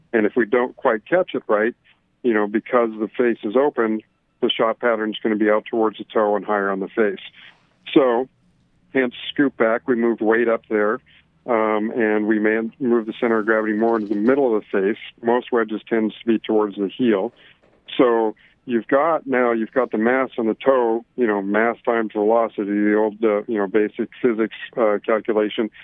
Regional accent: Canada; moved away; I'm originally from Canada

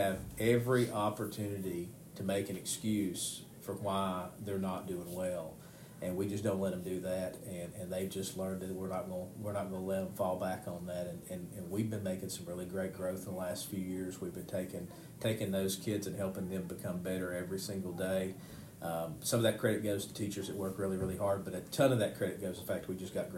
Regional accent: United States; I grew up around Hazelwood. My grandmother lived across the street from the old Hazelwood school

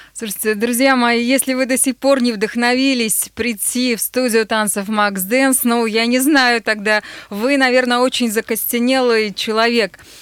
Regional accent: Nizhny Tagil, Sverdlovsk Oblast, Russia; moved away; открыть в моем родном городе танцевальную студию Max Dance

